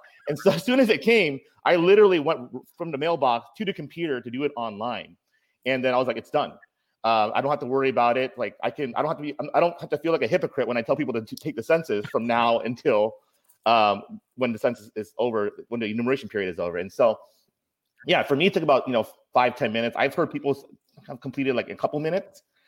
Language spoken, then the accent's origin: English; Anchorage, Alaska, United States; now in Seattle, United States; I grew up in Anchorage, Alaska